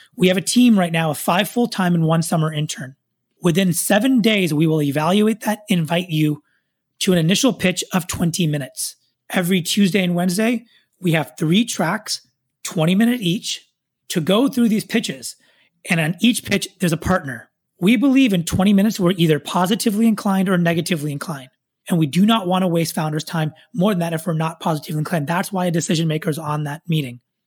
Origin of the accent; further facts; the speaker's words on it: Silicon Valley, Bay Area, California, United States; I was born and raised here in Silicon Valley, son of immigrants, grew up throughout my childhood here in the Bay Area